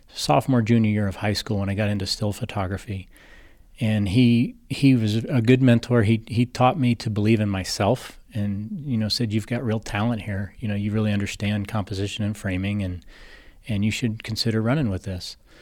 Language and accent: English; Kansas City, Missouri, United States; moved away as an adult; also born or lived in Los Angeles, United States; now in Ozarks, Missouri, United States; I'm originally from Kansas City.